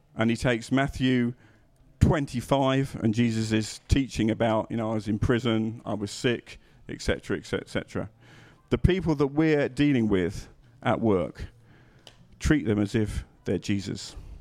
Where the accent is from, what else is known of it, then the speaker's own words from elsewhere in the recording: England, United Kingdom; being English